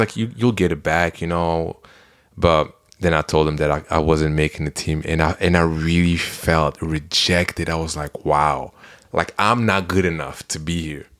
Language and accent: English; Belgium; moved away; I'm from Belgium